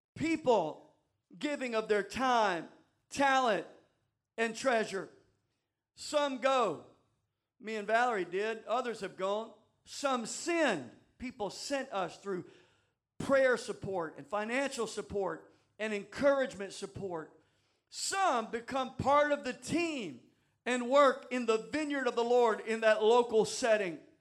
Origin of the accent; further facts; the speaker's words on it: the South, United States; moved away; I'm from the South